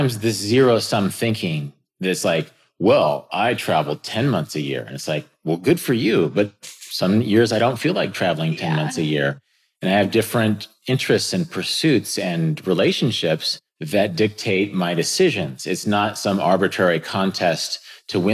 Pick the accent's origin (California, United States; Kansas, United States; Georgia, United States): Kansas, United States; I got some land in Kansas, which is my home state. It's very near my family